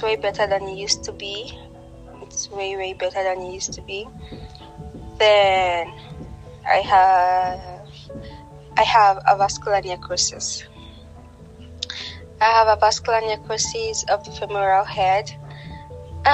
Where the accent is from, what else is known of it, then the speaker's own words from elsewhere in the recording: Nigeria; I am from Nigeria. I am based in Abuja.